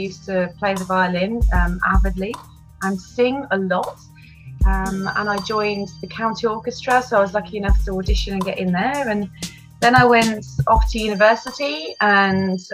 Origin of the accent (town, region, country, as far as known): United Kingdom; born or raised there